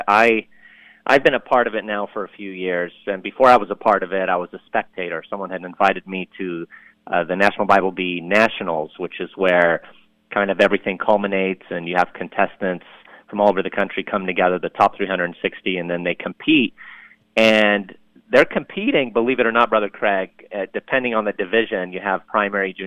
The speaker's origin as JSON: {"language": "English", "country": "Lebanon", "tie": "born or raised there", "moved": "yes", "lives_now": "United States", "said": "I'm from Lebanon, as I mentioned a little bit ago, and mm-hmm. We immigrated here to the U.S. back in 1980. And before that, you know, I say I was born in Lebanon"}